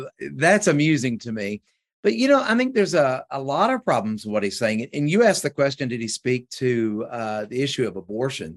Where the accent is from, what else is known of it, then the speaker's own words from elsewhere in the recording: West Kentucky, United States; now in Georgetown, United States; I come from West Kentucky